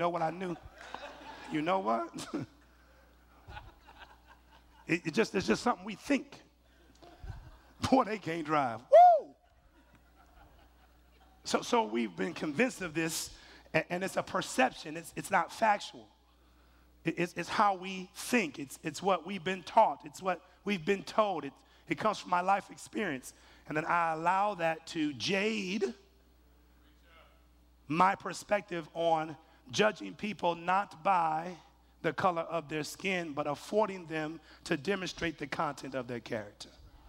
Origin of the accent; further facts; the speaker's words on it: Mississippi, United States; Baby, you know I'm from Mississippi.